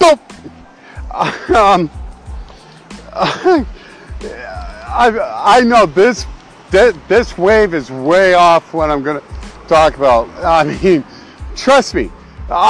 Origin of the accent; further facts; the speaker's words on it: Canada; also born or lived in Alberta; I am Canadian